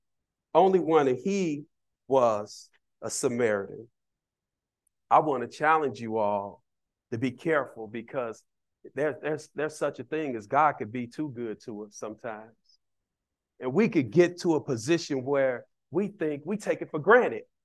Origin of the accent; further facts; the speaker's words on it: Chicago, Illinois, United States; I didn't see married couples growing up in Cabrini Green.